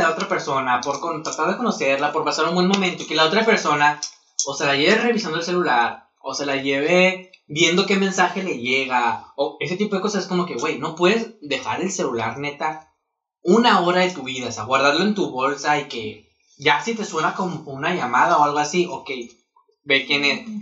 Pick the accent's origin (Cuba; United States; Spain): Spain; Soy española.